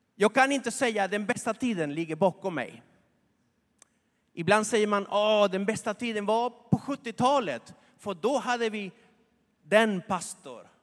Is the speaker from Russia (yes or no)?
no; Argentina; moved away; i Argentina, där jag kommer ifrån